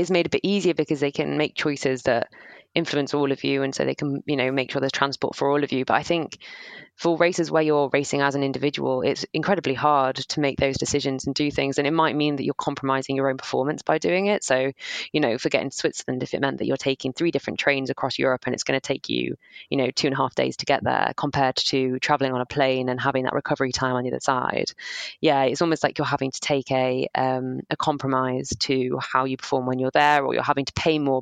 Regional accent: Sheffield, Yorkshire and the Humber, United Kingdom; also born or lived in south of England; now in England; I'm from Sheffield, so not too far from the district. Yeah, I live down south now

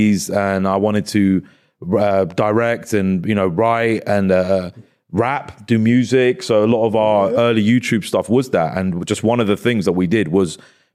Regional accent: Hounslow, London, United Kingdom; I was born in Hounslow

